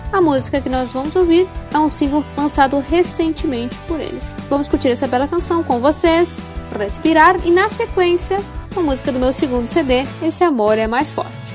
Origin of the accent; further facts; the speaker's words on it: Passo Fundo, Rio Grande do Sul, Brazil; à minha cidade natal, minha né? Passo Fundo